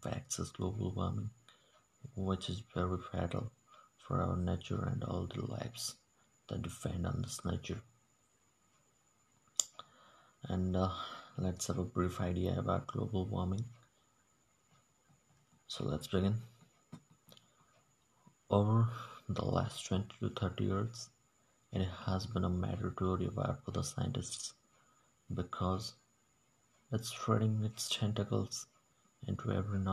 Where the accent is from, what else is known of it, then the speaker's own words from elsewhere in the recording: Odisha, India; English is a second language; I'm from a small village of Odisha, India